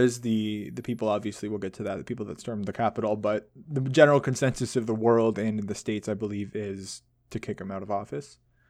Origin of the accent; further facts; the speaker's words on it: Canada; comparing it to the Canadian politics, because obviously we're Canadian.